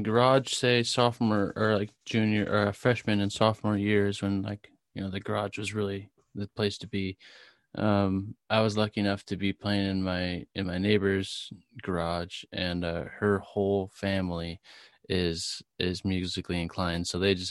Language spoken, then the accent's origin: English; Murrieta, California, United States; Murrieta, California.